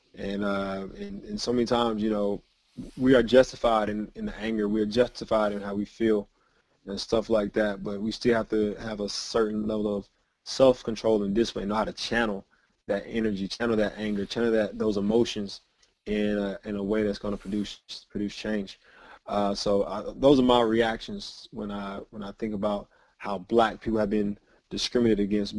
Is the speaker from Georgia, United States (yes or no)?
yes; Georgia, United States; growing up in Georgia